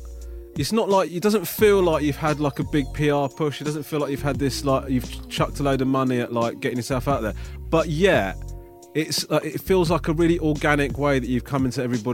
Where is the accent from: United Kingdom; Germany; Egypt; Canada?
United Kingdom; Crawley, South East England; I said, I'm from Crawley.